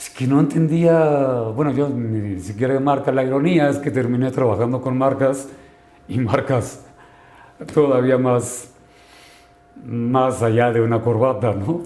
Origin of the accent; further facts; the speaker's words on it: Sinaloa, Mexico; vengo de Sinaloa